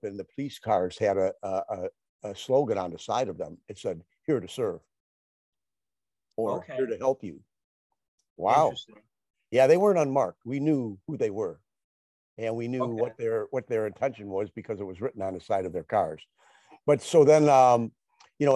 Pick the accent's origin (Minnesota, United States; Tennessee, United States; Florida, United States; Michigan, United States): Michigan, United States; Detroit; which is just outside of Detroit, a suburb of Detroit. And so I grew up in Michigan, and I've been here my entire life.